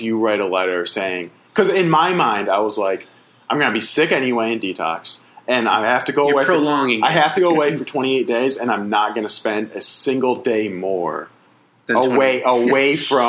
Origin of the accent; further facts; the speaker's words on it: Springfield, Massachusetts, United States; In Springfield.